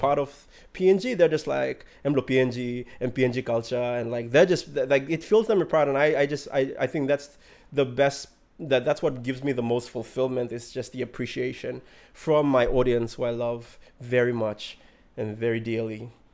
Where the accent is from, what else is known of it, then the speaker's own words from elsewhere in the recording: Central Province, Papua New Guinea; I'm from Kyrgyzstan